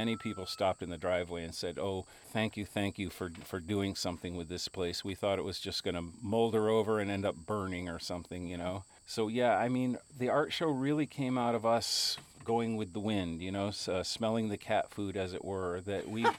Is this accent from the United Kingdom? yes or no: no; Switzerland; this looks just like a sculpture park that I knew of when I grew up in Switzerland.